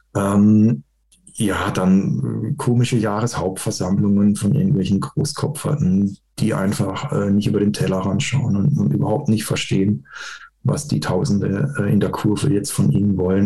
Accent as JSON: {"language": "German", "town": "Karlsruhe", "region": "Baden-Württemberg", "country": "Germany", "tie": "born or raised there", "said": "ich bin Karlsruhe und mein Papa hat mich ins Stadion genommen"}